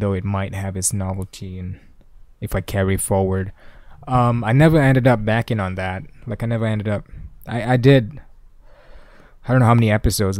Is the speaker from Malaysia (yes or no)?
yes; Malaysia; I am a Malaysian